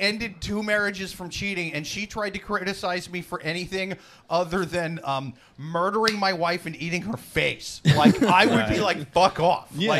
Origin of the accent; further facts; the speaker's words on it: Iowa, United States; I'm from Iowa, I guess